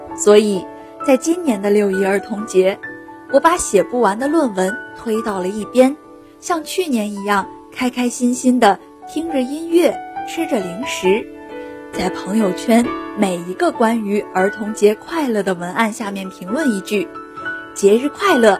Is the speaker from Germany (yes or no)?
no; Anyang, Henan, China; moved away as an adult; now in Nanjing, China; 来自河南安阳，我在南京大学，距离我的家乡 八百四十四公里